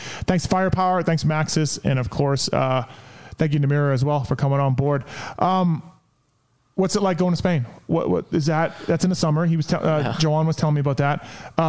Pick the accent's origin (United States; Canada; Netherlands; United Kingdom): Canada; I'm Canadian.